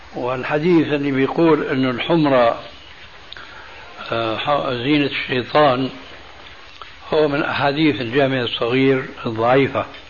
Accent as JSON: {"language": "Arabic", "country": "Syria", "said": "عندنا في سوريا"}